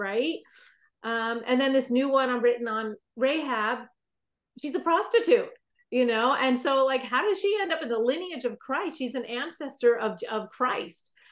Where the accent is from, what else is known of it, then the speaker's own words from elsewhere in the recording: New York, United States; now in California, United States; I'm actually originally from New York